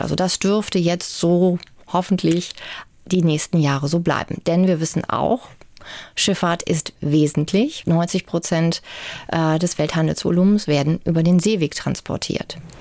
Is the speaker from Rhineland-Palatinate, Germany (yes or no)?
no; Bremen, Germany; moved away as an adult; also born or lived in Münster; now in Hamburg, Germany; Ich bin in Bremen geboren, aber bin dann eben auch schon nach dem Abitur zum Studium nach Münster gegangen